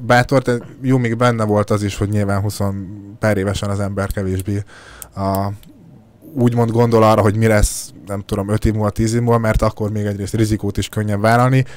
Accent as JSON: {"language": "Hungarian", "region": "Szabolcs-Szatmár-Bereg", "country": "Hungary", "tie": "born or raised there", "said": "én is szabolcsi gyerek vagyok"}